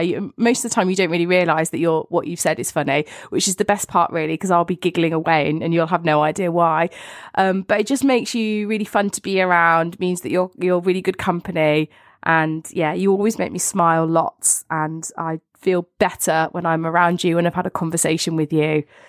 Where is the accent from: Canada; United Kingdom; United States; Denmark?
United Kingdom; both of us being British